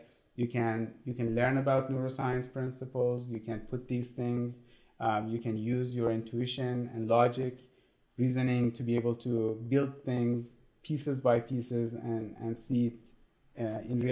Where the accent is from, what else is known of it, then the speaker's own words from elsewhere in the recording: Iran; moved away as an adult; I grew up in Iran